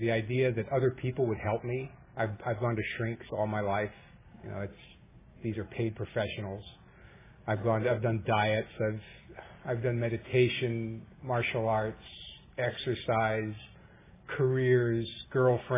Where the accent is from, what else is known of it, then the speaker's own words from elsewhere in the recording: New York, United States; now in Orange County, United States; I was raised in New York in a loving, caring home